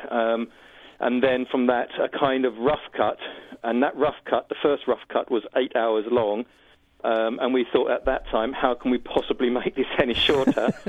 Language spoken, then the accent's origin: English; United Kingdom; I'm a British filmmaker